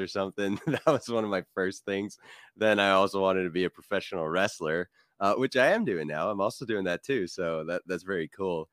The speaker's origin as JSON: {"language": "English", "town": "Montreal", "region": "Quebec", "country": "Canada", "tie": "born or raised there", "said": "I started getting involved in the metal scene in Montreal, in my hometown, around the age of 19."}